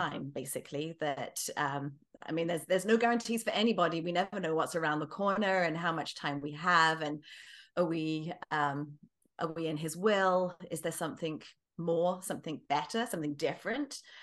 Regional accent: England, United Kingdom; moved away as an adult; also born or lived in British Columbia, Canada; now in Kelowna, Canada; I'm originally from England, as you might be able to tell. I've, uh, lived the latter half of my life in Canada

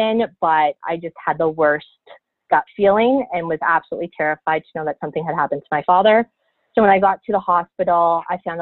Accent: close to Toronto, Ontario, Canada; moved away; I am from Canada. I originally was born and raised in Ontario, close to Toronto

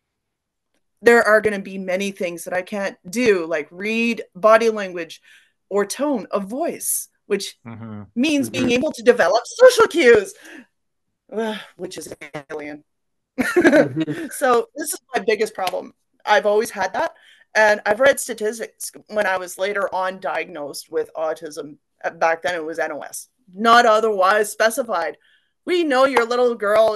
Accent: Port Hardy, British Columbia, Canada; also born or lived in Victoria, British Columbia; I was born in Victoria, BC, 1974. Okay. And raised in Port Hardy for most of my life, Port Hardy, Port McNeil, Sointula, that area.

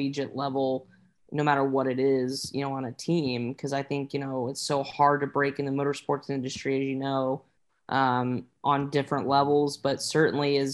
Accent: Indianapolis, Indiana, United States; growing up in Indianapolis

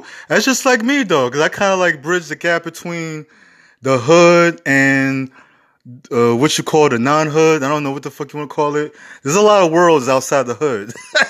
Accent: New York City, New York, United States; I'm from the Bronx.

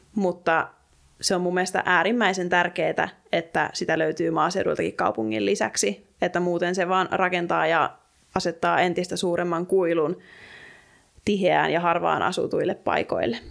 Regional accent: Alavus, South Ostrobothnia, Finland; mä oon itsekin kotoisin maaseudulta, pienestä kaupungista Etelä-Pohjanmaalta, Alavudelta

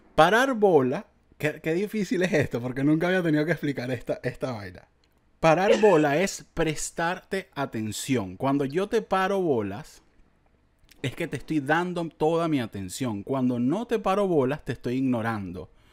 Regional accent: Venezuela; como venezolano, de verdad, de verdad y como venezolano

